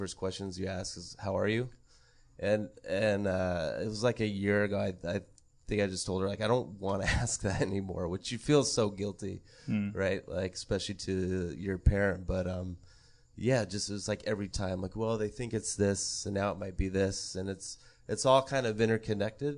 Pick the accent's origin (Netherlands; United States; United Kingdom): United States; Montana; I grew up in Montana